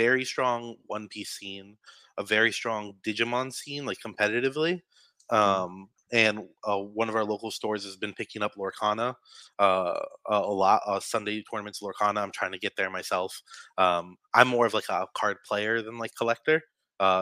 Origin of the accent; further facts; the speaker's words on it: New York City, New York, United States; I'm from Staten Island